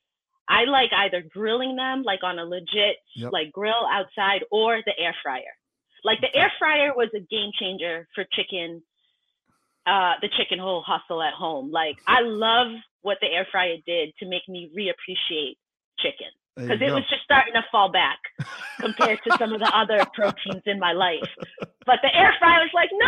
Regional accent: Boston area, Massachusetts, United States; moved away as an adult; also born or lived in Cambridge, Massachusetts / Brockton, Massachusetts; now in Vermont, United States; originally from the Boston area, Massachusetts, born in and started to raise up in Cambridge, spent a good amount of my time in Brockton, but I've lived in Massachusetts for most of my

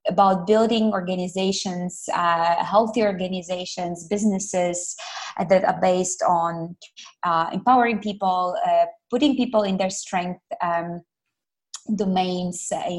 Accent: Ukraine; moved away as an adult; also born or lived in Malaysia; now in Kuala Lumpur, Malaysia; I'm originally from Ukraine, and I moved all the way to Malaysia 7 years ago

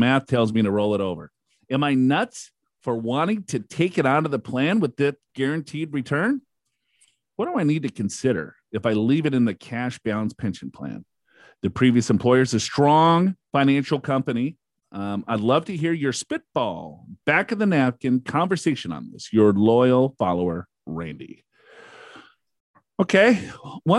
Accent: Minnesota, United States; I am from Minnesota

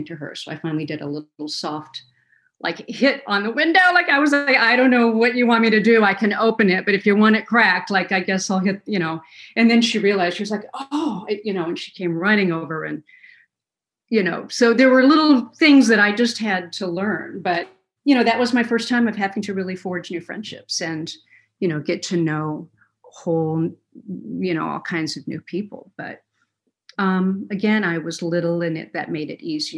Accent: Kalamazoo, Michigan, United States; I was born in Kalamazoo, Michigan

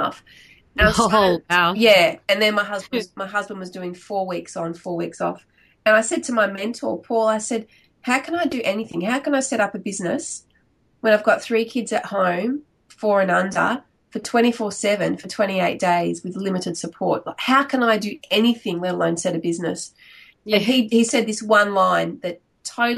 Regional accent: Victoria, Australia; moved away as an adult; now in Perth, Australia; So originally I'm from Victoria, but I've been living in Perth for about 20 years now.

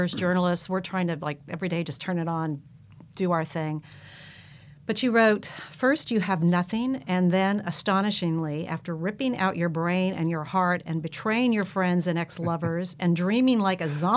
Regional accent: California, United States; I'm a Californian

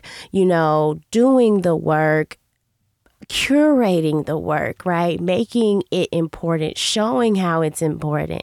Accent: Chicago, Illinois, United States; I'm from Chicago, I'm from the South Side

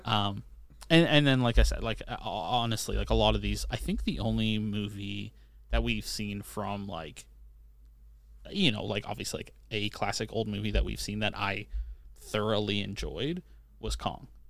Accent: Canada; I'm Canadian

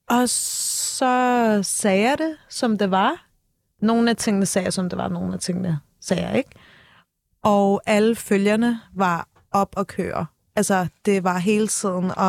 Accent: Turkey; Men igen, jeg er tyrker, jeg er ung.

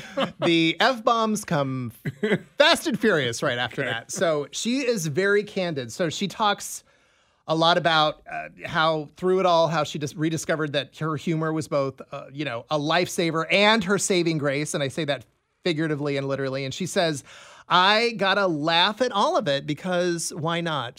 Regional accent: Des Moines, Iowa, United States; moved away; my hometown of Des Moines

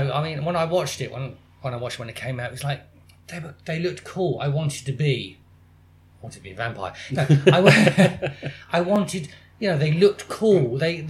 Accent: Plymouth, South West England, United Kingdom; I'm from Plymouth.

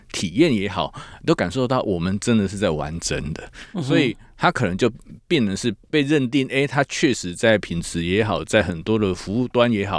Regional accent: Tainan, Taiwan; 因为我是台南人嘛

